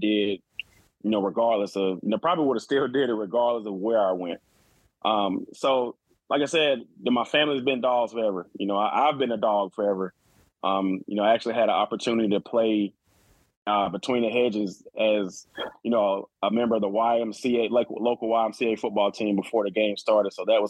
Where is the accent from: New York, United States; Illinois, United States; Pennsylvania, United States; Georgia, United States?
Georgia, United States; Athens; obviously I'm from Athens